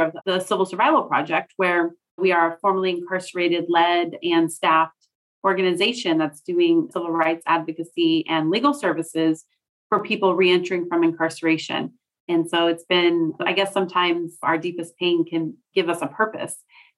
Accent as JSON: {"language": "English", "town": "Bremerton", "region": "Washington", "country": "United States", "tie": "born or raised there", "also_born_or_lived": "California", "said": "So I moved to Bremerton when I was nine, but I went between my mother and father throughout my childhood. And you know, my father lived in California. My mom lived in Washington."}